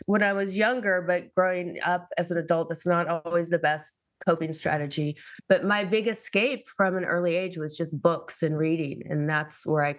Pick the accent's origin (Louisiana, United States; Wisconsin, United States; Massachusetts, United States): Massachusetts, United States; I grew up in Massachusetts